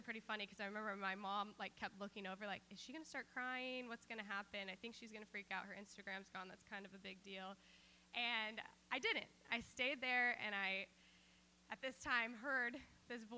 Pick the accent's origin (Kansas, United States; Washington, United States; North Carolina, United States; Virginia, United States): Kansas, United States; growing up in Kansas